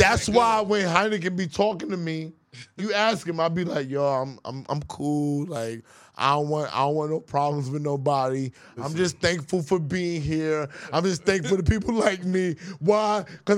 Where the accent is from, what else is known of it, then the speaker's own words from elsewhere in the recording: New York City, New York, United States; I'm from Queens.